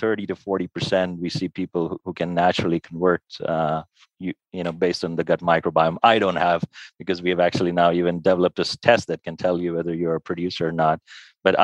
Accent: India; moved away as an adult; also born or lived in United States; now in Switzerland; I'm Indian by origin. So moving from India to the US where I did my medical training and research training, and then to Switzerland

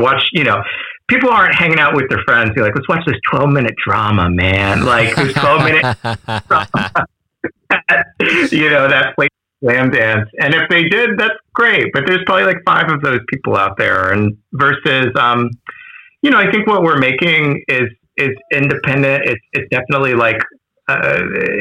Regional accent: Washington, District of Columbia, United States; in Washington, D.C., which is my hometown

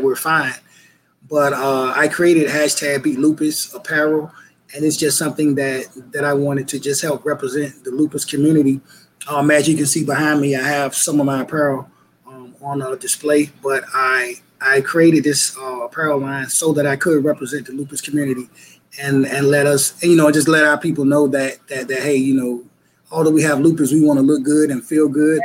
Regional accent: Portsmouth, Virginia, United States; I was born and raised in Portsmouth, Virginia.

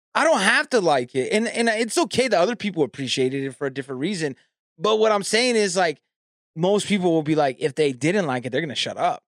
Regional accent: California, United States; I'm from California

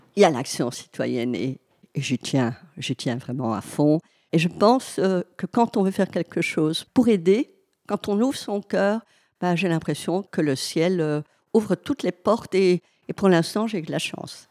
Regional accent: Hainaut, Wallonia, Belgium; je suis du Hainaut

